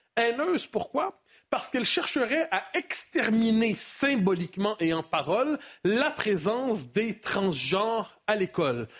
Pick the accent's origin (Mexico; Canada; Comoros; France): Canada